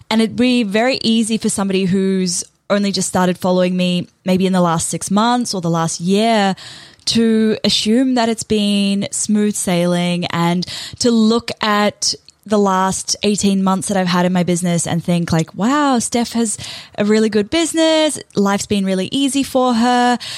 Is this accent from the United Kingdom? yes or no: no; New Zealand; moved away as an adult; now in Australia; I moved to Australia from New Zealand and I landed what I thought was my dream job working for a pretty good company.